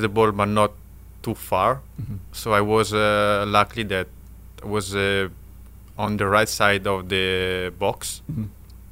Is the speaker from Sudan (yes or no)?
no; Italy; English is a second language; moved away as an adult; now in Philippines; I came from Italy